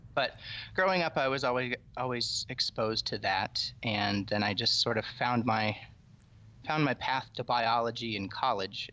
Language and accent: English; Iowa, United States; I grew up in the middle, in Iowa